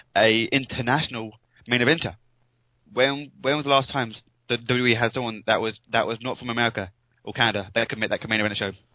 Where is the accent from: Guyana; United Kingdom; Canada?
United Kingdom; England; I'm English